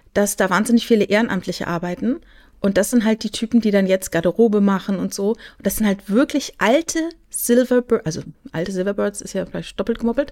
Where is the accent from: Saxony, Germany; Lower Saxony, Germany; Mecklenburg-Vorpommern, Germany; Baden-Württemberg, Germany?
Baden-Württemberg, Germany; near Karlsruhe; ich komme ja aus der Nähe von Karlsruhe